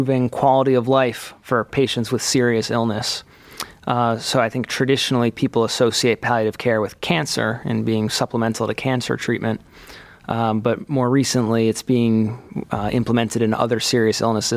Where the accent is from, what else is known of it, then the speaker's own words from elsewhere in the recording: Cleveland, Ohio, United States; also born or lived in Chicago; I am from Cleveland originally